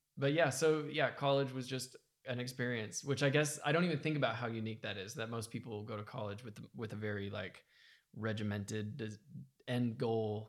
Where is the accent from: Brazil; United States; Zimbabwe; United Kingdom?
United States; I was raised in America